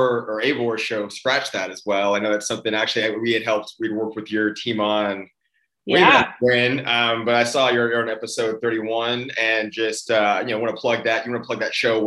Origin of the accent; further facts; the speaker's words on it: Austin, Texas, United States; I grew up in Austin, right?